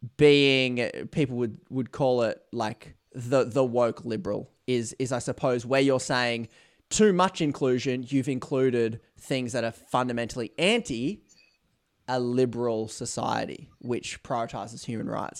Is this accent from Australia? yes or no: yes; Australia; being Australian